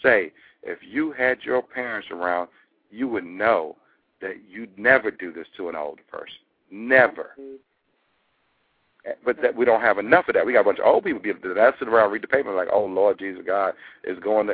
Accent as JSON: {"language": "English", "region": "Maryland", "country": "United States", "said": "You know us as a Maryland folk"}